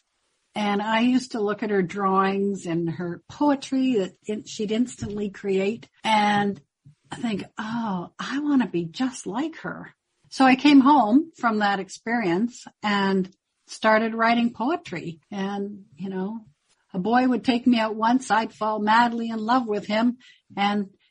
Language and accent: English; Victoria, British Columbia, Canada; also born or lived in Comox, Canada / Hornby Island, Canada / Prince George, Canada / Mackenzie, Canada; when I was young, we moved to Victoria. I had the privilege of growing up here